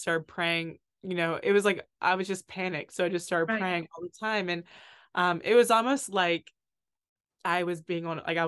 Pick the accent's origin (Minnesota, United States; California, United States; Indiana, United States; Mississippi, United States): Mississippi, United States; Oxford; moved away as an adult; also born or lived in Hawaii / Italy; I'm from Oxford, Mississippi, which is where Ole Miss is. So Ole Miss is my hometown. I've always been the biggest homebody ever.